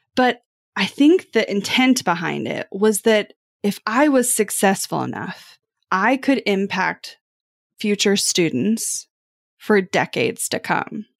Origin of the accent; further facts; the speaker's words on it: Kansas City, United States; growing up in Kansas City